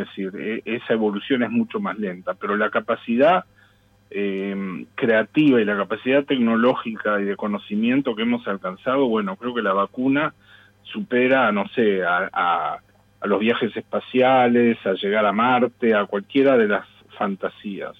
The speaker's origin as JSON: {"language": "Spanish", "country": "Uruguay", "said": "Yo también lo que quiero rescatar como uruguayo, y, hablo estrictamente como uruguayo"}